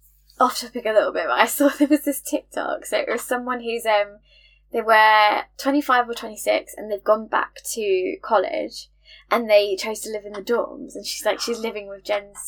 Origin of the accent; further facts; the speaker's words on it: England, United Kingdom; having none as an English person.